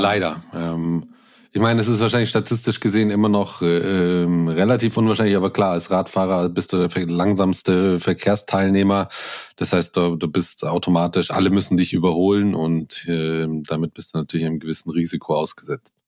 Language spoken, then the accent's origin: German; Munich, Bavaria, Germany; moved away as an adult; now in Brandenburg an der Havel, Germany; bin eigentlich gebürtiger Münchner